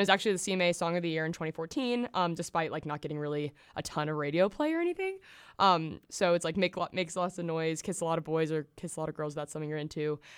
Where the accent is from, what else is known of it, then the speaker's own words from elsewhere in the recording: the South, United States; I grew up in the South